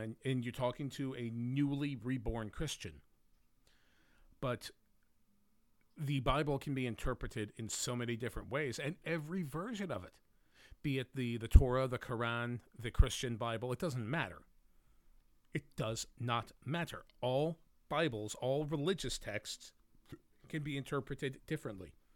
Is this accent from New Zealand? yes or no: no; United States; I'm an American